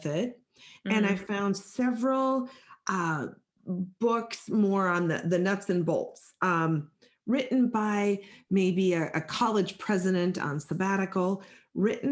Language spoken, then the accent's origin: English; Midwest, Minnesota, United States; I'm greeting you from Minnesota. I'm a Midwest girl